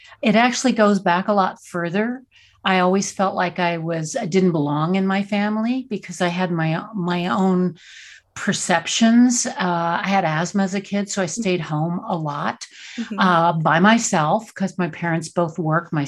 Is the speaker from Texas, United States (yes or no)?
yes; Texas, United States; I grew up in Texas and Southern Baptist, super conservative.